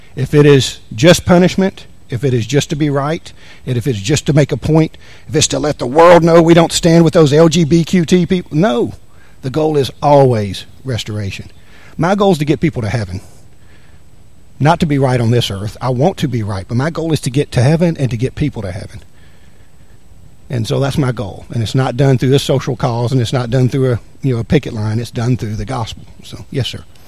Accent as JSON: {"language": "English", "region": "the South", "country": "United States", "moved": "yes", "lives_now": "Anchorage, United States", "said": "I'm from the South."}